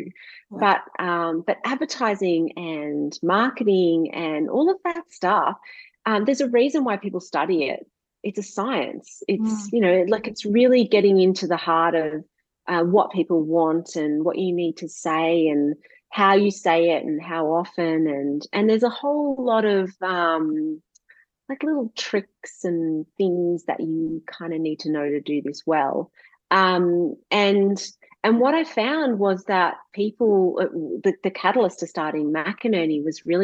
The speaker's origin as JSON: {"language": "English", "area": "Gippsland", "region": "Victoria", "country": "Australia", "tie": "born or raised there", "also_born_or_lived": "London", "moved": "as an adult", "lives_now": "Warragul, Australia", "said": "I grew up in Gippsland"}